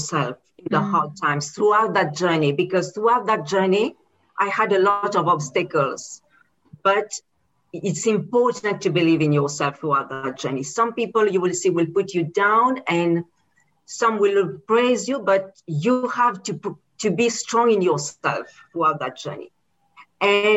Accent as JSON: {"language": "English", "country": "Mauritius", "tie": "born or raised there", "moved": "as an adult", "lives_now": "United Kingdom", "said": "I am originally from Mauritius and I'm born there."}